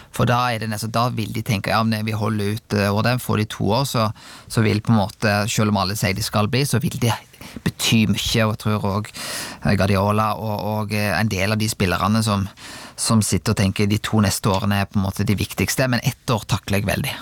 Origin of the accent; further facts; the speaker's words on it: Rubbestadneset, Vestland, Norway; jeg vokste opp på Rubbestadneset